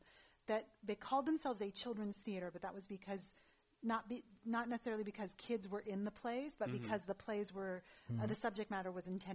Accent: Pleasanton, California, United States; also born or lived in Manhattan, Kansas / Kansas City; then we moved to California when I was five. To the Bay? To the Bay, yeah. So I grew up out in Pleasanton.

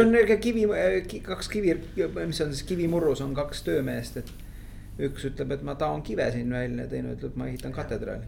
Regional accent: Tallinn, Harju County, Estonia; Lasnamäel üles kasvanud

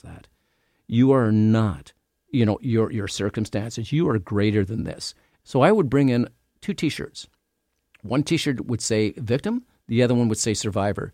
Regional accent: Canada; I'm from Canada.

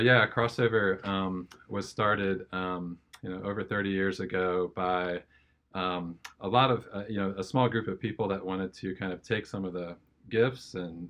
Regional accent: Northern Virginia, United States; moved away; I grew up in Northern Virginia, just outside D.C. Grew up in a great family. My parents, wonderful, and raised me in the faith. And I have three brothers.

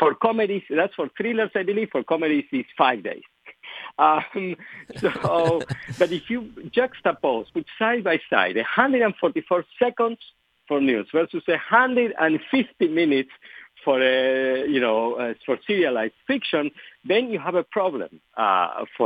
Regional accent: Argentina; first language Spanish; English is a second language; moved away; English is not my native language. I was born and raised in Argentina

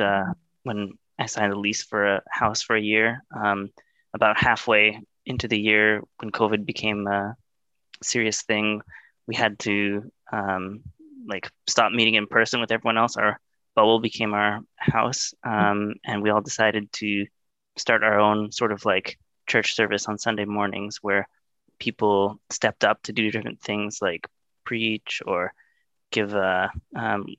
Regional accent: Vancouver, British Columbia, Canada; I grew up in Vancouver

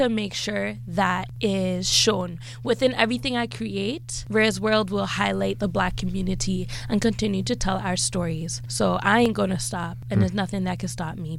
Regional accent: Toronto, Ontario, Canada; I am born and raised in Toronto and I've been here the 25 years

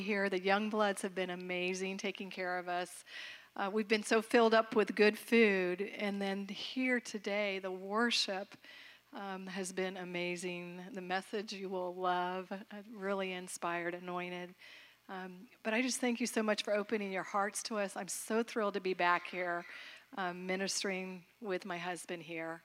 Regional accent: Florida, United States; I grew up in Florida, but we're not Southern

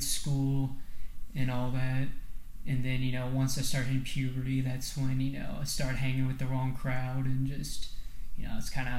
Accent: New Palestine, Indiana, United States; also born or lived in Avon; I was born in Indianapolis in August of 97, and I lived in Avon for the first couple years of my life, and then we moved to a small town called New Palestine, which is just off the east side of Indianapolis.

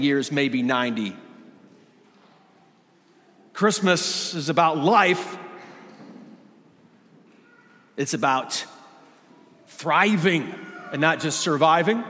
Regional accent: Michigan, United States; I grew up in Michigan

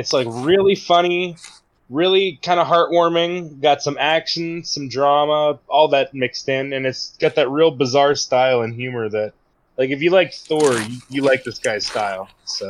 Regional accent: Pennsylvania, United States; I always have to remind people I'm not from Ohio

